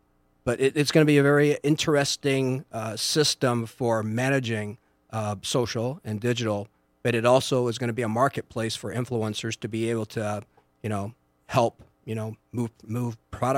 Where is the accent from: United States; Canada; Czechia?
Canada; moved away; I've been in this area for 20 years because I moved from Canada.